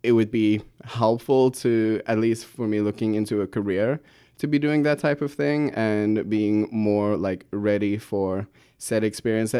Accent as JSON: {"language": "English", "town": "Pretoria", "region": "Gauteng", "country": "South Africa", "moved": "yes", "said": "I come from Pretoria, South Africa. Lovely city, um, my wonderful home"}